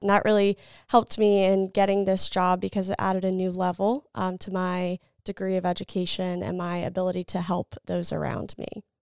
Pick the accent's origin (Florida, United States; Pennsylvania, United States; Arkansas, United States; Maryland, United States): Maryland, United States; Salisbury; also born or lived in Lynchburg, Virginia; I grew up in the Salisbury area